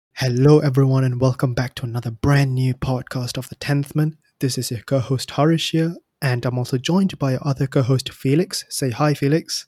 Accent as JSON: {"language": "English", "country": "Singapore", "moved": "as an adult", "lives_now": "United Kingdom", "said": "I'm from Singapore"}